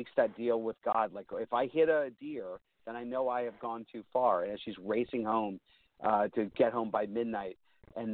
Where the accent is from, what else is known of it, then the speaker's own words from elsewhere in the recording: Pittsburgh, Pennsylvania, United States; growing up in Pittsburgh, I was raised Catholic